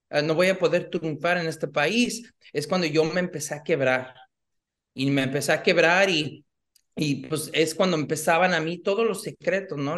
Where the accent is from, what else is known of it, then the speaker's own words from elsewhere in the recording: Los Angeles, California, United States; nací aquí en, en, Los Ángeles, pero mi papá es de Guadalajara, México. Ah, mi mamá de Los Reyes, Michoacán.